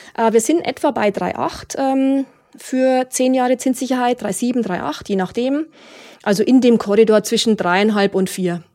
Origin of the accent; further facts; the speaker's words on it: Munich, Bavaria, Germany; meine Heimatstadt München